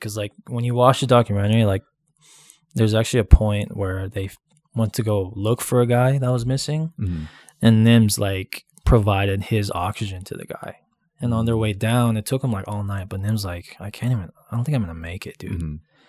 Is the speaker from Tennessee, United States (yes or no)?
no; Hawaii, United States; moved away; Growing up in Hawaii